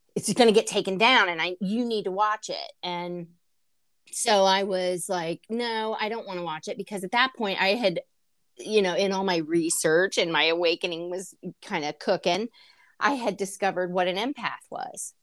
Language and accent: English; United States; being an American